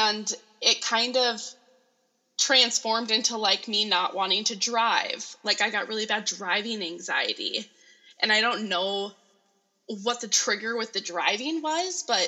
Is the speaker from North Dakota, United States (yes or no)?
yes; Grand Forks, North Dakota, United States; I'm originally from Grand Forks.